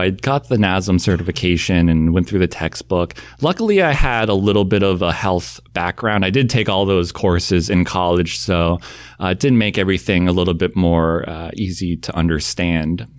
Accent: Southern Maine, United States; moved away; I think people think I grew up in some big city, uh, but grew up in Southern Maine

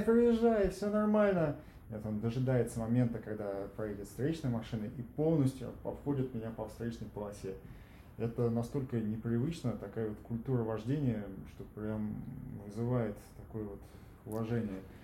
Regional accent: Tver, Tver Oblast, Russia; я родился в Твери

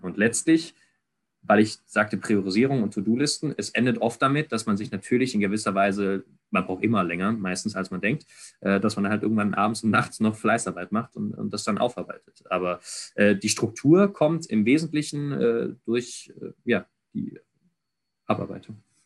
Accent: Ludwigsburg, Baden-Württemberg, Germany; ich komme komme aus Ludwigsburg gebürtig, auch wenn ich nicht Zeit meines Lebens immer nur hier gewohnt habe

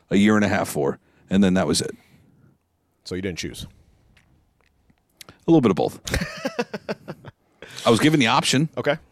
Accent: New York, United States; Could I have gone off and been like, "Hey, I'm a Jet fan because I'm from New York.

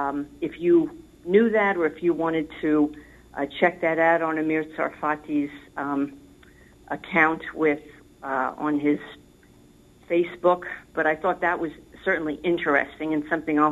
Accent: New York, United States; being a New Yorker.

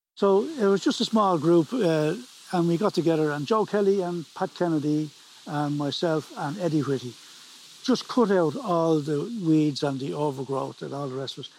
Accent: Dublin, Leinster, Ireland; moved away as an adult; now in Preban, Ireland; I was born and raised in Dublin

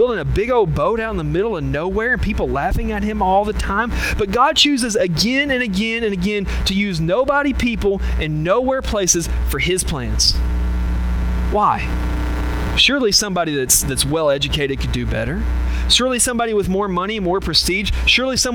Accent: Batesville, Arkansas, United States; accent: Southern drawl; I am pretty proud of being Southern

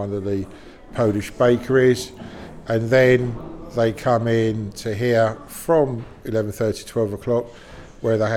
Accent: London, United Kingdom; I was born and bred in Balham

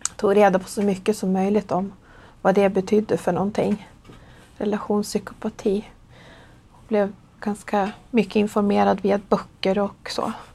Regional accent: Gävle, Gävleborg County, Sweden; jag är 48 år. Och jag kommer från Gävle

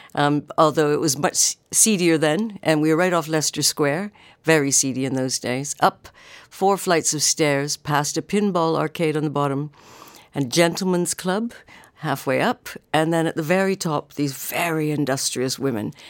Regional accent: Canada; moved away as an adult; now in United Kingdom; I am Canadian

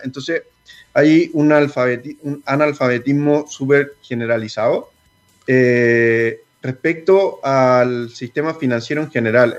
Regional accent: San Felipe, Valparaíso, Chile; moved away as an adult; also born or lived in Santiago; Nosotros somos de San Felipe, somos de provincia y cuando nos tuvimos que venir a estudiar a la universidad

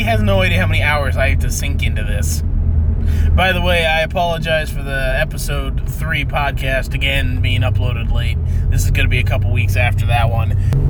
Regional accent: Pennsylvania, United States; we're from Pennsylvania.

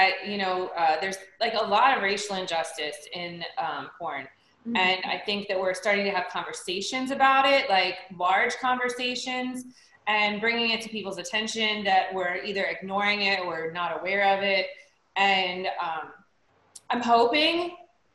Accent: Cincinnati, Ohio, United States; moved away as an adult; I was born in Cincinnati, Ohio.

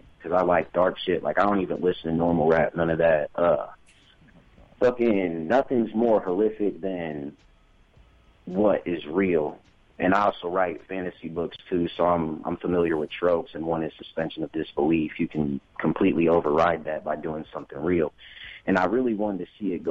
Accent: Fort Wayne, Indiana, United States; I'm actually from Fort Wayne, but I've lived in Indianapolis

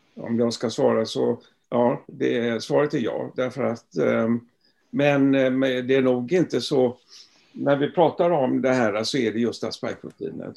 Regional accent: Gothenburg, Västra Götaland, Sweden; moved away as an adult; also born or lived in Stockholm; jag är göteborgare från början

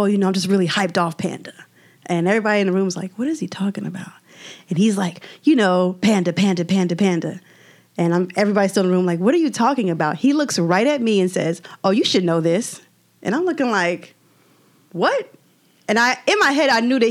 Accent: Philadelphia, Pennsylvania, United States; moved away; I'm from Philly

